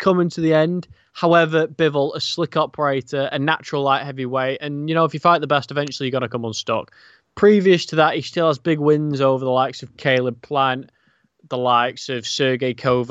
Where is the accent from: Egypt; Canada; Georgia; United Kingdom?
United Kingdom; as a Brit